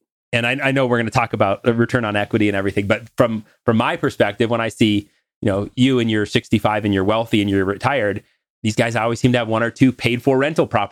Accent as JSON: {"language": "English", "region": "North Dakota", "country": "United States", "said": "I'm from North Dakota"}